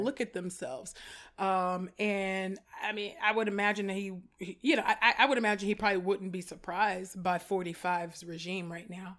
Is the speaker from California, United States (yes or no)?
yes; California, United States; growing up in California and but predominantly white spaces